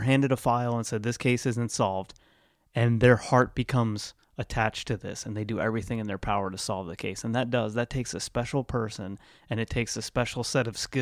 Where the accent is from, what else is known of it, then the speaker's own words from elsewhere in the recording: Lancaster, Ohio, United States; I grew up in Lancaster, Ohio